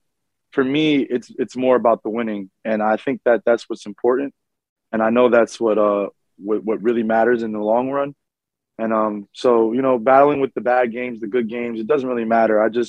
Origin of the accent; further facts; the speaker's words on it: New York, United States; being a local kid, I grew up always being around the Garden. I was a ball boy for the Knicks